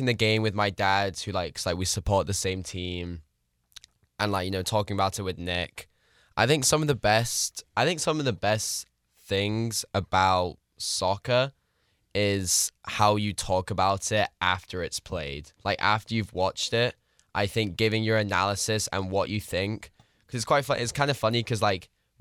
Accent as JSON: {"language": "English", "town": "Manchester", "region": "North West England", "country": "United Kingdom", "tie": "born or raised there", "moved": "yes", "said": "I was born in Manchester"}